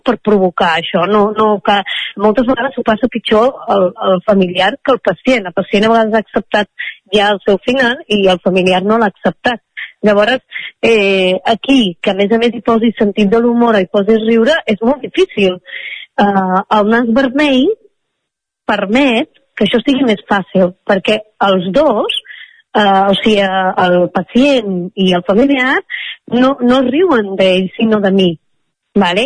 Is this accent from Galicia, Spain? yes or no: no; Vic, Catalonia, Spain; moved away as an adult; also born or lived in Mexico; Quan vaig tornar a la meva ciutat natal, que és Vic